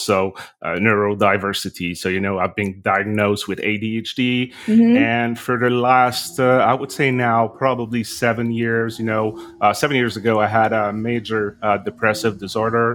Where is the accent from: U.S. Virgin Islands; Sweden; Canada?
Canada; now in Montreal, Canada; I am a Canadian, a French-Canadian living in Montreal in Canada.